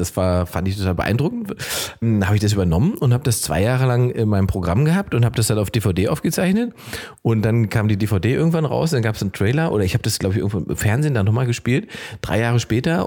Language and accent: German; East Germany, Germany; bei uns im Osten hatten Omis immer riesige Gärten